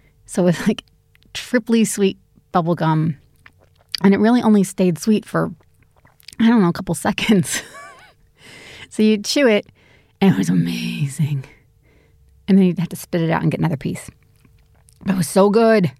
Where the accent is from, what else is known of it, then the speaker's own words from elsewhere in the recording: United States; now in Sydney, Australia; I'm an American, Amerilian, living in Sydney